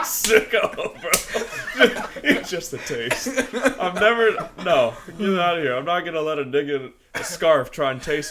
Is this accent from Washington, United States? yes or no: yes; Olympia, Washington, United States; And I was born in Olympia.